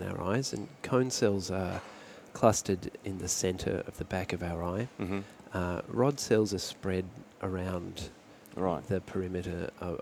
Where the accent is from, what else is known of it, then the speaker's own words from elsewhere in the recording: Brisbane, Queensland, Australia; I grew up in Brisbane